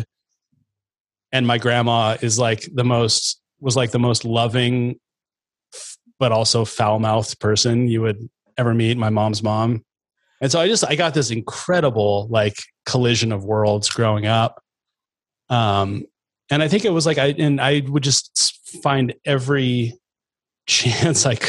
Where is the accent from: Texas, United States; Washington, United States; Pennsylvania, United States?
Washington, United States; Chattaroy; I grew up in out in Chatteroy, kind of way out north of Meade, about 20 miles north